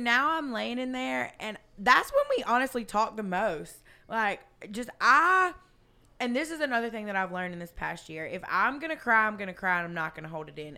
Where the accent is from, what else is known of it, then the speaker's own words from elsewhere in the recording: South Georgia, United States; I was raised in South Georgia